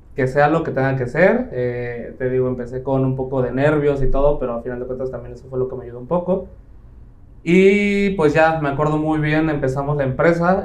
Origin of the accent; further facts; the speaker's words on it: Playa del Carmen, Quintana Roo, Mexico; also born or lived in Mexico City; soy de Ciudad de México, llevo aquí viviendo en Playa del Carmen aproximadamente 15, ya casi 16 años, prácticamente más de la mitad de mi vida, llegué cuando apenas iba a terminar sexto de primaria, entonces prácticamente aquí, aquí crecí